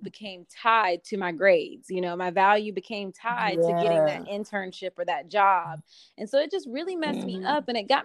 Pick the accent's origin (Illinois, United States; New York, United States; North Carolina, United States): North Carolina, United States; Fayetteville; now in Raleigh, United States; I'm from that area. I'm from Fayetteville, so I know the area